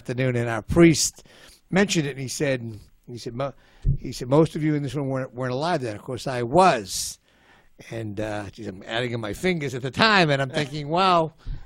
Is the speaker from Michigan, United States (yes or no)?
no; Boston, Massachusetts, United States; I was from Boston